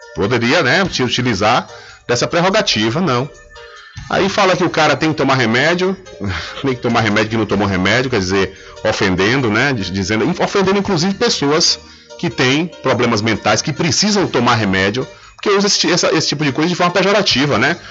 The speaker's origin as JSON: {"language": "Portuguese", "town": "Feira de Santana", "region": "Bahia", "country": "Brazil", "tie": "born or raised there", "moved": "yes", "said": "a minha terra natal, minha terra natal, Feira de Santana"}